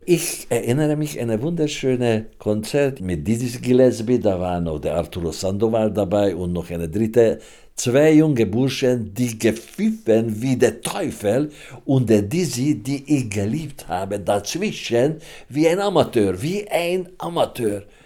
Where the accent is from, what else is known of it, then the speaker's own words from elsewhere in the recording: Hungary; German is a second language; now in Germany; Ich komme aus Ungarn